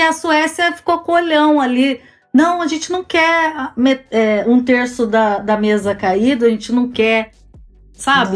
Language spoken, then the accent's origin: Portuguese; Campinas, São Paulo, Brazil; moved away as an adult; also born or lived in Germany; now in England; eu sou de Campinas, interior de São Paulo